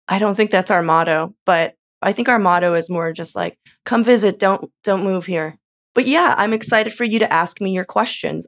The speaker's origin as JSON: {"language": "English", "region": "California", "country": "United States", "moved": "yes", "lives_now": "Portland, United States", "said": "I'm from California"}